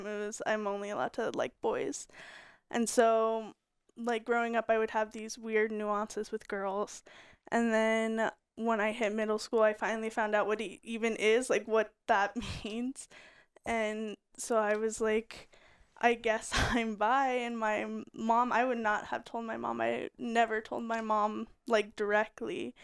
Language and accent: English; Colorado, United States; also born or lived in Utah; we had moved to Colorado